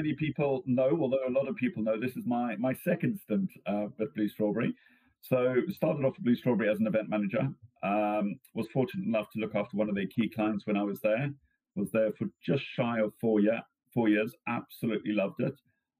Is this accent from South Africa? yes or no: yes; South Africa; Growing up in South Africa